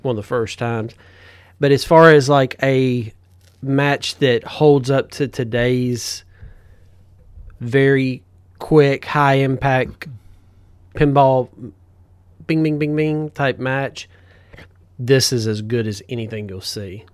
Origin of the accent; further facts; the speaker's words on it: the South, United States; we're from the South.